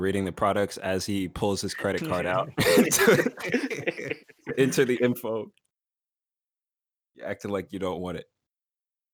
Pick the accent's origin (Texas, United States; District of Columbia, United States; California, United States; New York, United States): Texas, United States; Austin; He lives in my hometown.